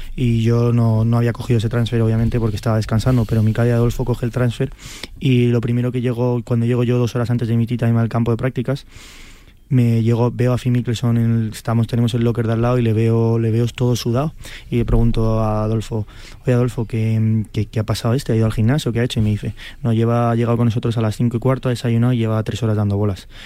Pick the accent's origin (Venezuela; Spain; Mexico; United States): Spain; Yo soy español